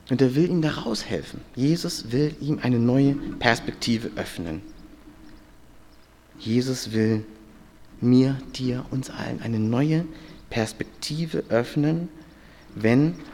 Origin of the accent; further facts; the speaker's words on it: Hamburg, Germany; Ich, war, ich bin ja aus Hamburg und war mit fünf Freunden ja hier wandern, äh, mal als Pfadfinder.